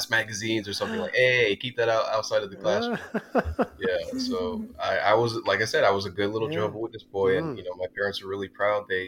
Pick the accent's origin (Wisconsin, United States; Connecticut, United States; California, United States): California, United States; I was born and raised in California, moved around to a lot of different cities